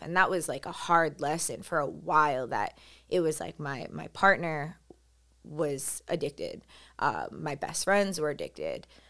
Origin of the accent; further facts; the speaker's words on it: New York City, New York, United States; Growing up on Staten Island, I felt like I was one of the, I didn't know a lot of Colombian people